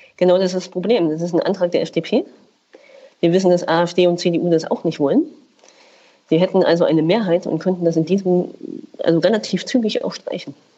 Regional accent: Thuringia, Germany; bei uns in Thüringen

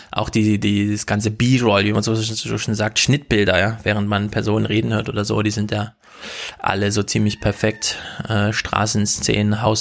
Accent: Germany; ich träume auf Deutsch, ich bin doch Deutscher, wie, was mache ich eigentlich

